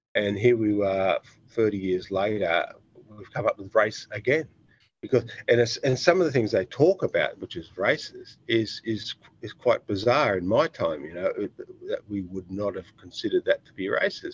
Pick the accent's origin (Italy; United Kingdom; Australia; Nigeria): Australia; I'm Australian